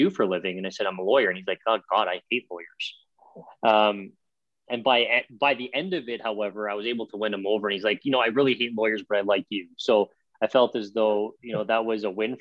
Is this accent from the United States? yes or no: no; Toronto, Ontario, Canada; growing up in Toronto